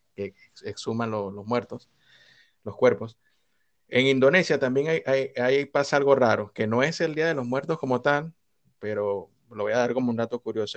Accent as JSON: {"language": "Spanish", "country": "Venezuela", "said": "nosotros como venezolanos"}